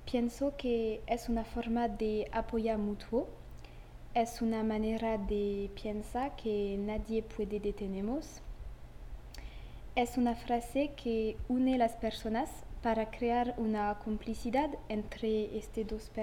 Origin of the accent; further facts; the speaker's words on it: France; Spanish is a second language; also born or lived in Grigny; vivo en Grigny y vois eh, veo muchas desigualdades en mi ciudad. Para la gente en mi ciudad y en mi país que es Francia